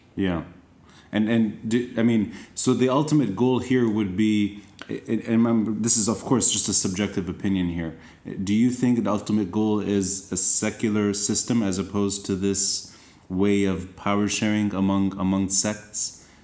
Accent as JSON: {"language": "English", "town": "Tripoli", "region": "North Governorate", "country": "Lebanon", "said": "And we, we're both from Tripoli"}